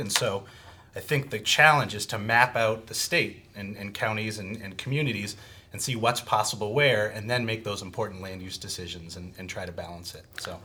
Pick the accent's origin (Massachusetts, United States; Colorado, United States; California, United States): Massachusetts, United States; Boston; moved away; I come from Boston, uh, Massachusetts